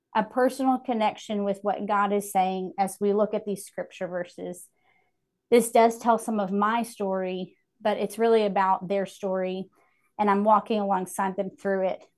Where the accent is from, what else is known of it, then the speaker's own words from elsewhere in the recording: Hickory, North Carolina, United States; moved back to my hometown of Hickory